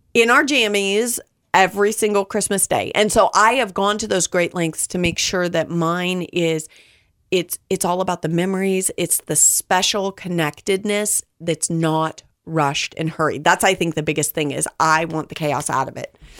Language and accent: English; Southern California, United States; I preface this from, from Southern California